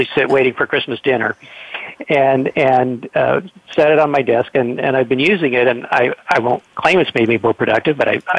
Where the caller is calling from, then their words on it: Los Angeles, California, United States; actually, I'm calling from Los Angeles.